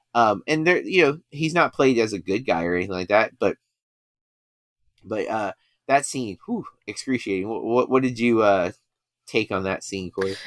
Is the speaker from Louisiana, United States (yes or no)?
no; Florida, United States; I grew up in Florida